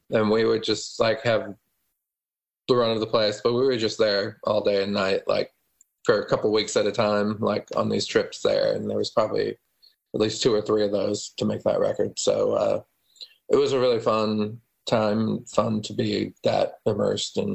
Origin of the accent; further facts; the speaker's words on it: Omaha, Nebraska, United States; born there; I was born in Omaha.